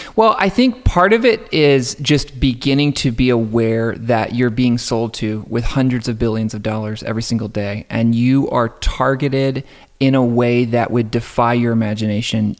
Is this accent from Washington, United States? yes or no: no; just outside of Atlanta, Georgia, United States; I grew up just outside of Atlanta